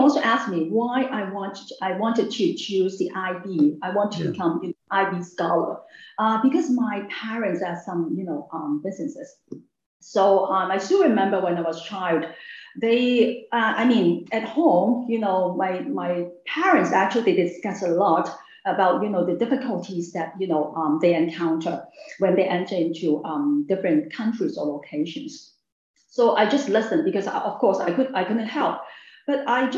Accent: Hong Kong; I grew up in Hong Kong, and also I studied in Hong Kong

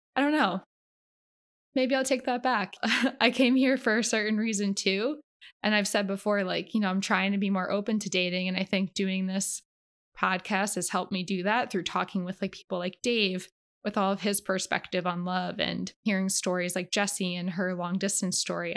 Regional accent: Canada; now in Los Angeles, United States; I'm a Canadian

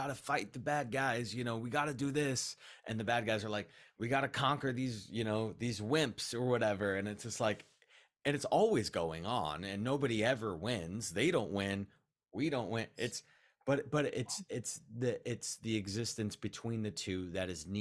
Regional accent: West Coast, United States; growing up on the West Coast

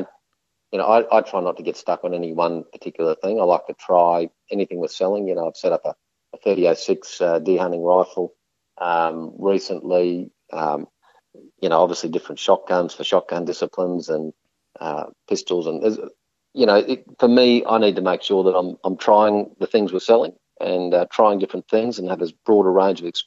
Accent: Queensland, Australia; as a Queenslander

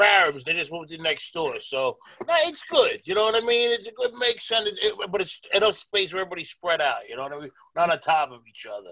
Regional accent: New York City, New York, United States; I was born and raised in Stapleton

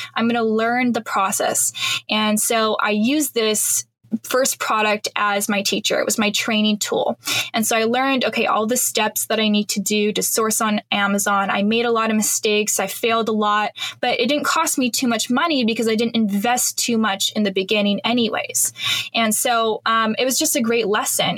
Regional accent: Canada; moved away as an adult; now in Panama; I'm Canadian

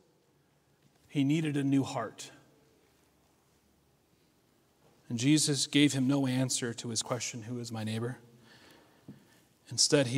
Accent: United States; Us as American Christians have our faith plastered all over our clothes, our cars, our homes.

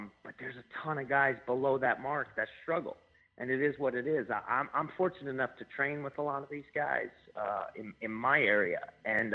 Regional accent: Albany, New York, United States; now in Saratoga Springs, United States; I'm from Albany, yep, and I live currently in Saratoga Springs.

